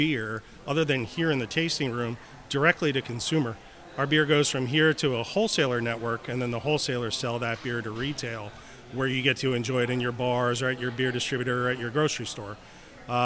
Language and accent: English; Pennsylvania, United States; I grew up in the Pennsylvania area